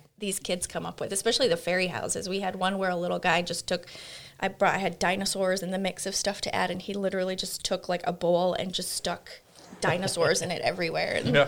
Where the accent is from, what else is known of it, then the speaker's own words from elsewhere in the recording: England, United Kingdom; I'm from England. I don't know my U.S. geography very well.